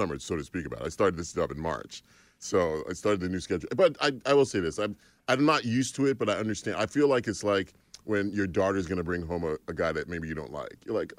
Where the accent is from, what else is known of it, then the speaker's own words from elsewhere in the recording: Long Island, New York, United States; Long Island, New York.